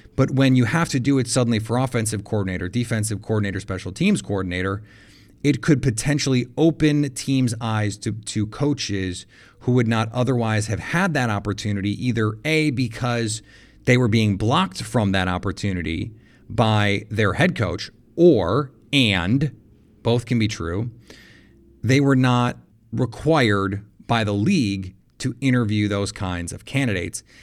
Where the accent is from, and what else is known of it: Milwaukee, Wisconsin, United States